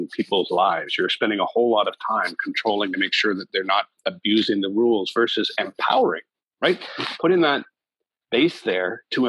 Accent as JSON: {"language": "English", "country": "Canada", "said": "as a Canadian"}